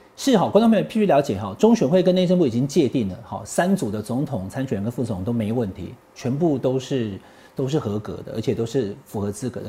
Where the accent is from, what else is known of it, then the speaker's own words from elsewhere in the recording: Taiwan; 我们是台湾人啊，对。那是台湾郎嘛